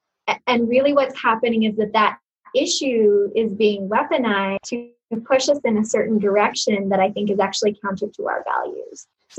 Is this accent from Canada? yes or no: no; Uzbekistan; I grew up outside the United States in Uzbekistan, a country where it was Christians were persecuted in the really almost like biblical sense of the word.